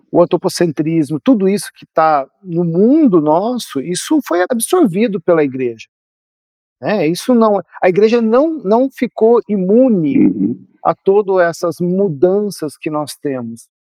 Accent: Brazil; estou nos incluindo como brasileiros

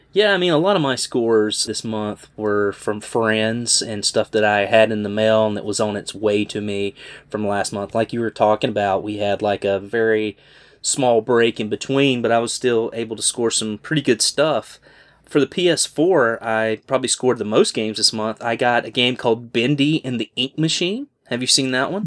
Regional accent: Greensboro, North Carolina, United States; my hometown

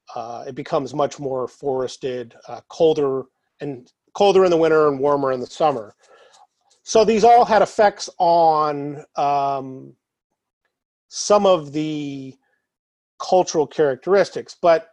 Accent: Anchorage, Alaska, United States; I was born here in Anchorage in 1981. I've lived here my whole life. Product of the Anchorage School District.

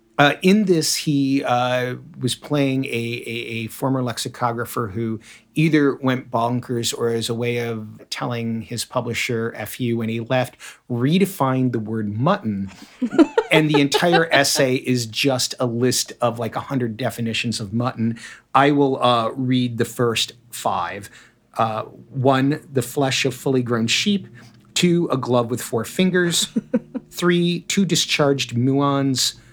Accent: Michigan, United States; moved away; also born or lived in Chicago / Boston; where I grew up in the, in, in the flattest of lands, there was a road every mile. My township was almost a perfect grid

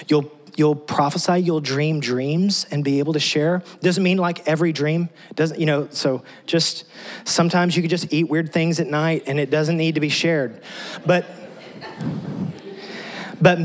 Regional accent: West Texas, United States; moved away as an adult; now in Tennessee, United States; I grew up in West Texas

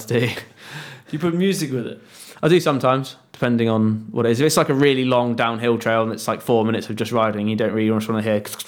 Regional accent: United Kingdom; I'm just being British

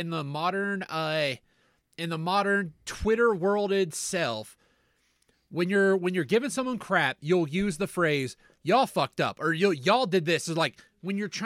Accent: Southern Kentucky, United States; When we were raised in Southern Kentucky

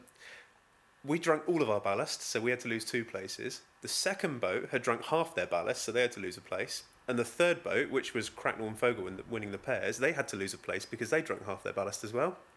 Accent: Beer, South West England, United Kingdom; also born or lived in Exmouth; I'm from Beer. You know, I grew up in Beer, and we had such a welcome home to our village

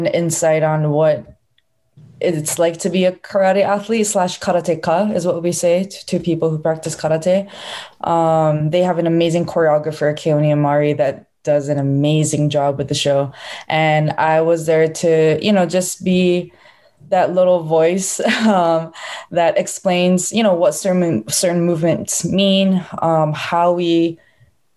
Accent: Honolulu, Hawaii, United States; So I was born in Honolulu, Hawaii

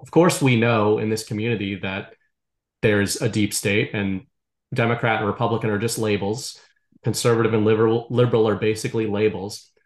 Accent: Boston, Massachusetts, United States; I grew up in the Northeast in the Boston area

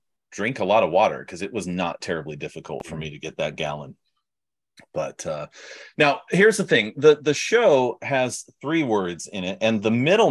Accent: California, United States; also born or lived in Pennsylvania / Florida; now in Miami, United States; I'm from California originally.

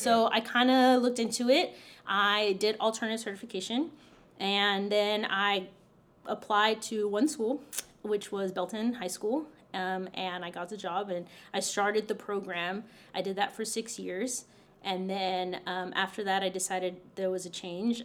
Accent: Roma, Texas, United States; I grew up in South Texas in a tiny town called Roma, Texas.

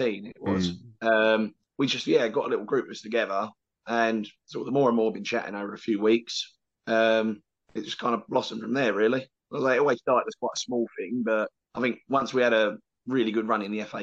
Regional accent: London, United Kingdom; moved away as an adult; now in Canvey Island, United Kingdom; I grew up in London

